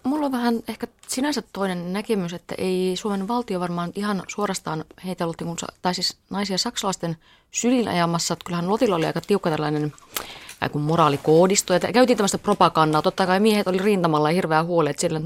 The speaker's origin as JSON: {"language": "Finnish", "town": "Rovaniemi", "region": "Lapland", "country": "Finland", "tie": "born or raised there", "said": "kyllä mä oon siis Lapista, olen kotoisin Rovaniemellä asunut lapsuuteni"}